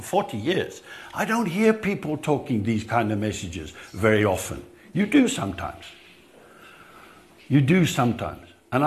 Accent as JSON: {"language": "English", "region": "England", "country": "United Kingdom", "tie": "born or raised there", "moved": "as an adult", "lives_now": "South Africa", "said": "I grew up in England"}